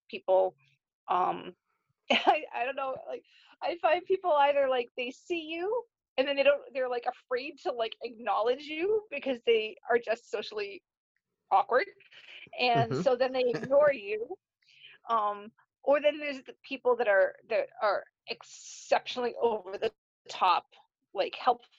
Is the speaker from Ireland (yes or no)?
yes; Ireland; sorry, I'm Irish, I tell a long story.